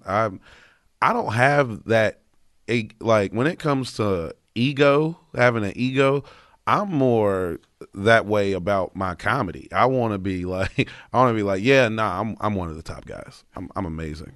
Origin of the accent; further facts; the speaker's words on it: North Carolina, United States; growing up in North Carolina, most of everybody I know is Republican